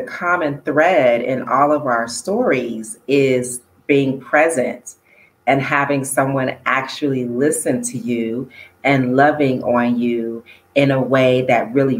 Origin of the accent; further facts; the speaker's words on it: United States; moved away as an adult; also born or lived in Los Angeles / East Coast / Midwest; now in Kenya; being born and raised in the States